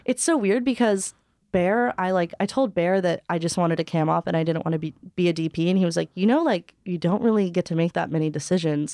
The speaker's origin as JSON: {"language": "English", "region": "Hawaii", "country": "United States", "tie": "born or raised there", "said": "I was born and raised in Hawaii, but both my parents are from L"}